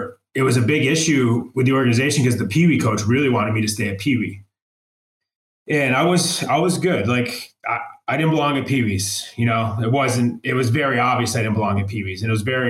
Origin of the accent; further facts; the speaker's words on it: Fulton, New York, United States; I'm from upstate New York. Fulton, New York is the town I'm from.